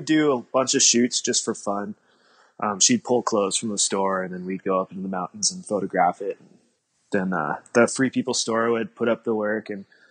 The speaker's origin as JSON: {"language": "English", "region": "Colorado", "country": "United States", "tie": "born or raised there", "said": "I grew up in Colorado"}